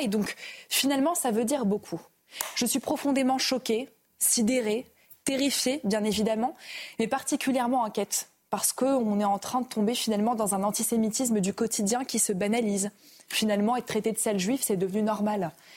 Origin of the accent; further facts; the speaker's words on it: France; en tant que française